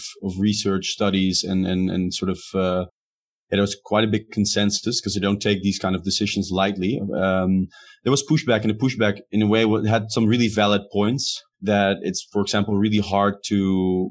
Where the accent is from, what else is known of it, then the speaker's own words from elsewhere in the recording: Amsterdam, North Holland, Netherlands; I'm from Amsterdam